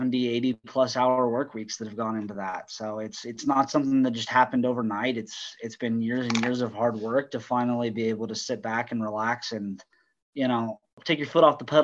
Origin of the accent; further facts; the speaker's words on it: Colorado, United States; moved away as an adult; also born or lived in Texas; now in Dallas-Fort Worth, United States; I'm from Texas originally, but grew up in Colorado.